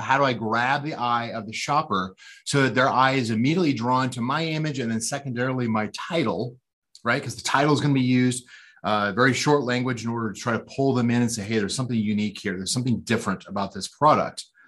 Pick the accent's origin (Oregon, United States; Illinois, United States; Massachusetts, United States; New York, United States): Oregon, United States; outside Portland; I was born uh, outside of a city called Portland, Oregon, and which is up in the Pacific Northwest corner of the United States. And uh, yeah, I grew up there